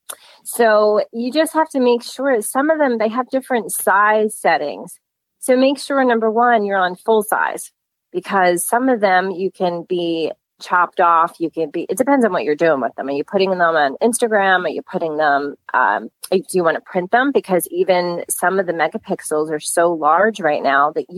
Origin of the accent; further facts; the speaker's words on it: West Chester, Pennsylvania, United States; I've been here my entire life